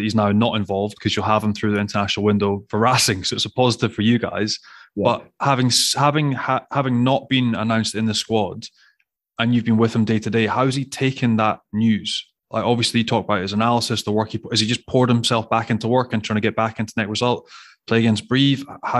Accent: Scotland, United Kingdom; that's the infuriating bit for me as a Scottish rugby fan

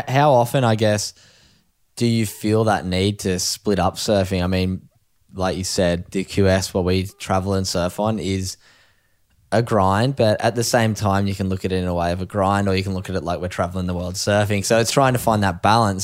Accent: East Coast of Australia, Australia; the surf community in Australia, especially, I guess, along the East Coast, we've both grown up in it

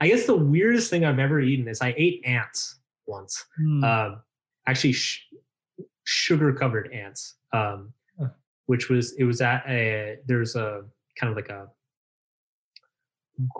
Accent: United States; I'm American

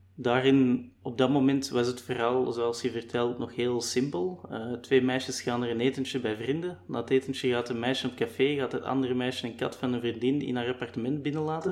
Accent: Limburg, Flanders, Belgium; Ik ben zelf eerder afkomstig van Limburg

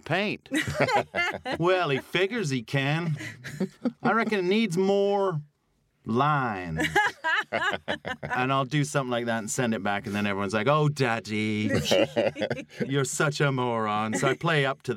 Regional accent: Canada; accent: Canadian; my Canadian accent isn't sort of working class enough sounding

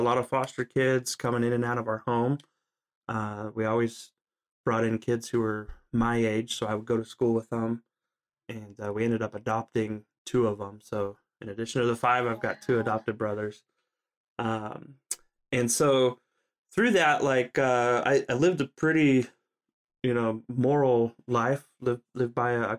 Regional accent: Southern California, United States; also born or lived in Alaska; I grew up in Southern California.

